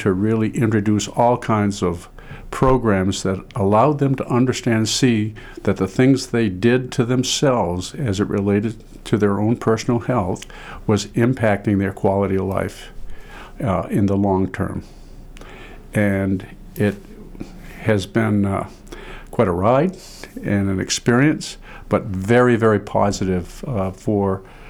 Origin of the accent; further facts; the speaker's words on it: Caribou, Maine, United States; born there; also born or lived in Pittsfield; And I was born in Aroostook County, Caribou, Maine. And I always wanted to be a farmer.